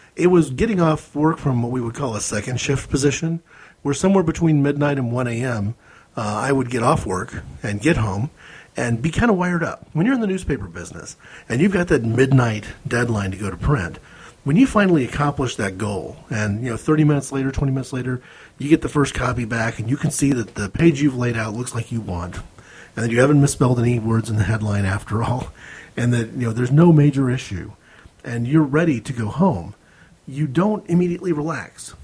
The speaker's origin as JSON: {"language": "English", "country": "United States", "said": "as an American"}